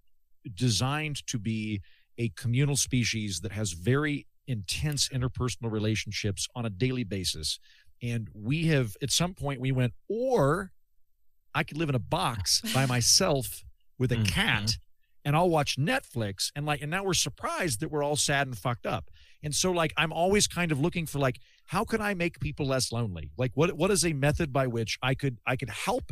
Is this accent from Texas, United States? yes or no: no; Edmond, Oklahoma, United States; I'm from Edmond, Oklahoma